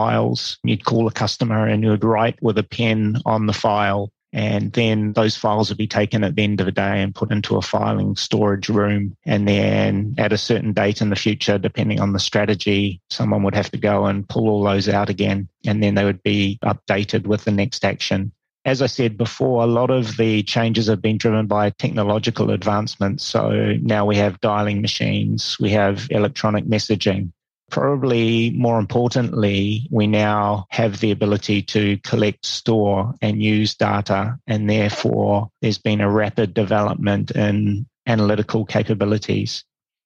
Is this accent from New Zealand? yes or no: yes; New Zealand; moved away as an adult; also born or lived in India / Hong Kong / Singapore / Malaysia; I'm originally from New Zealand